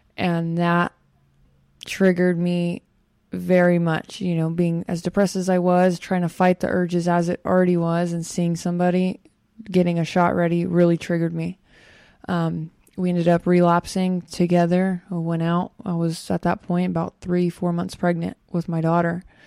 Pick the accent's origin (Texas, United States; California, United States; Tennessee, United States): California, United States; Bakersfield; I'm from Bakersfield, and out there it's very well known to do lots of drugs, especially at that age